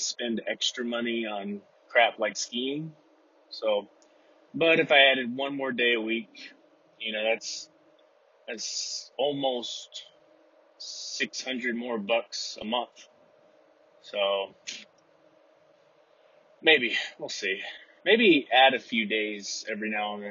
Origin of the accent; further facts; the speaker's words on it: Texas, United States; now in Utah, United States; I'm from Texas